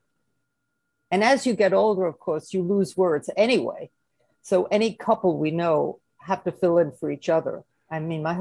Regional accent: New York City, New York, United States; accent: Brooklyn; moved away as an adult; also born or lived in Bensonhurst, Brooklyn / Flatbush, Brooklyn; now in Manhattan, United States; It was a storefront factory in Brooklyn, where I grew up. You may have noticed from my accent

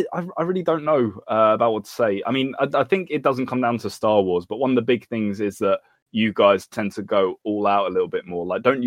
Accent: United Kingdom; I'm British.

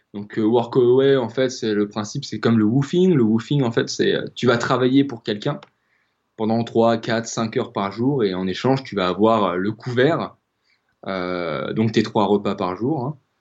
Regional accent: Rennes, Brittany, France; moved away as an adult; now in La Rochelle, France; je suis originaire de, de Bretagne, je suis originaire de, de, euh, de Rennes à la base

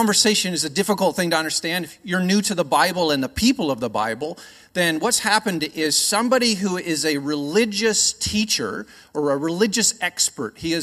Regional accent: Canada; accent: Canadian; now in Australia; I'm not from here. I am Canadian by birth

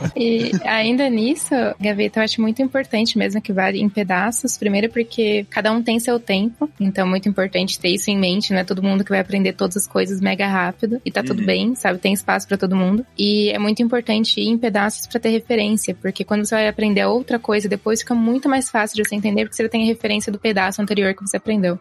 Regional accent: Sorocaba, São Paulo, Brazil; eu sou de Sorocaba

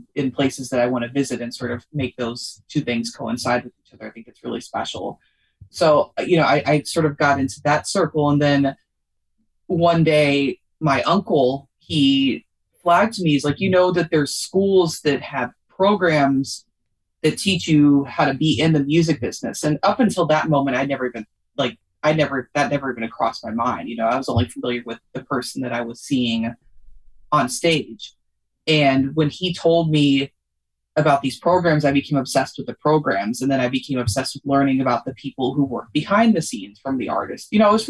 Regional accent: Louisville, Kentucky, United States; Louisville, Kentucky.

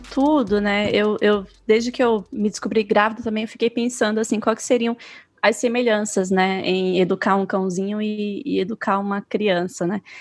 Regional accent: Maceió, Alagoas, Brazil; moved away as an adult; now in Mato Grosso do Sul, Brazil; eu sou de Maceió

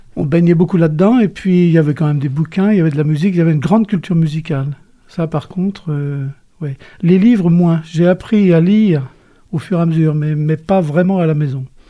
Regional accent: Cholet, Pays de la Loire, France; Je suis né à Cholet.

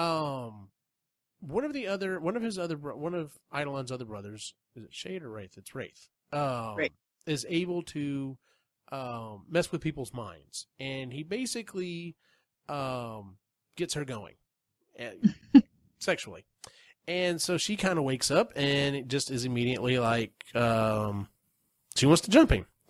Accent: United States; being being an American

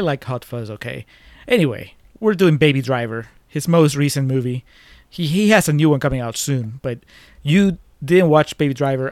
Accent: Peru; my home country

